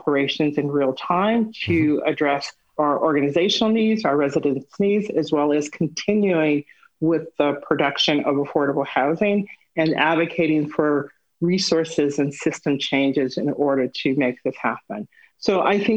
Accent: Los Angeles, California, United States; I am a native Angeleno. So I was born here in Los Angeles and South Los Angeles in particular

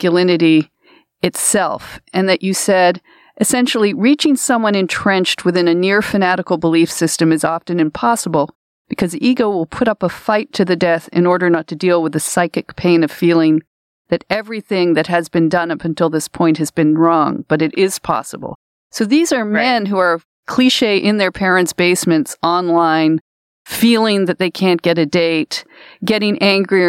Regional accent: Toronto, Ontario, Canada; I'm from Toronto

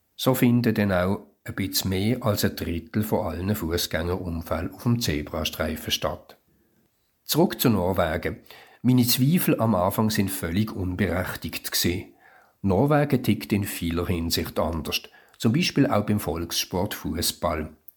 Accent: Switzerland; Für mich als Schweizer

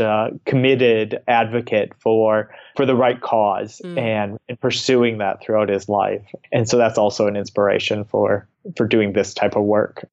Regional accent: United States; now in Australia; as an American

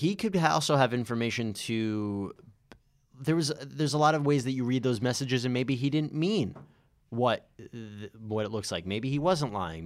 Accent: New York, United States; I'm from New York

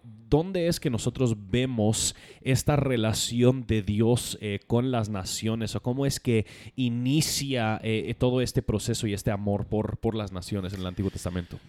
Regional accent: United States; Spanish is a second language; moved away; como gringo creo que puedo decir más

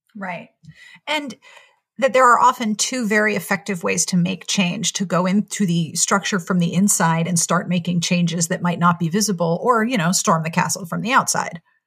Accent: Pittsburgh, Pennsylvania, United States; moved away as an adult; also born or lived in South Carolina; I grew up in Pittsburgh, and then I went to a women's college in South Carolina

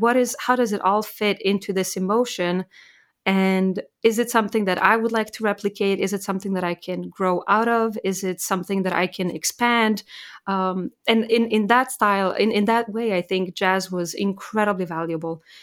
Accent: Maribor, Slovenia; moved away as an adult; also born or lived in Serbia / Graz, Austria / Vienna, Austria / Indiana, United States; growing up in Slovenia, that's really where I grew up

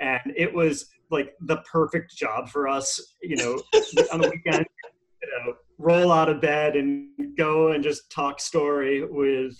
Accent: Queensbury, New York, United States; also born or lived in Boston, Massachusetts; now in California, United States; Upstate New York, around Lake George, so way upstate

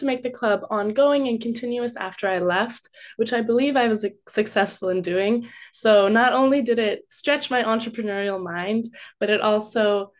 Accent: West Coast, Canada; A lot of people I have met have been from Ontario, but they still welcome me, even though I'm from the West Coast.

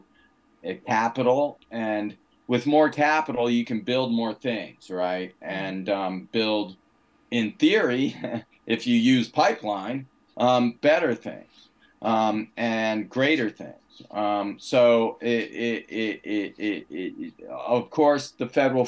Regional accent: United States; as an American

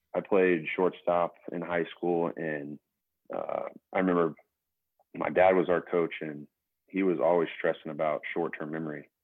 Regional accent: Utica, Kansas, United States; also born or lived in Scott City; now in Wichita, United States; We had probably anywhere from six to eight kids in our grade growing up in Utica

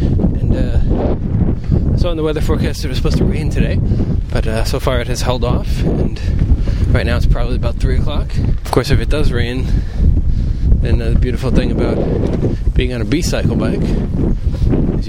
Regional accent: East Coast, United States; moved away; I come from the East Coast

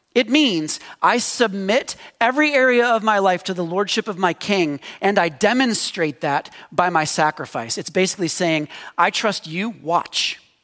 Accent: United States; as Americans, and particularly as American Christians

